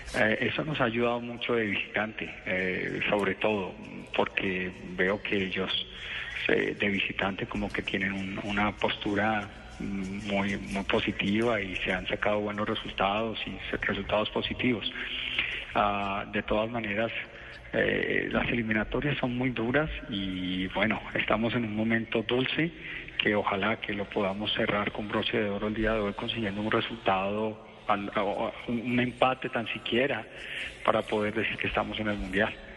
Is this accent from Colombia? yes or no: yes; Colombia; como colombianos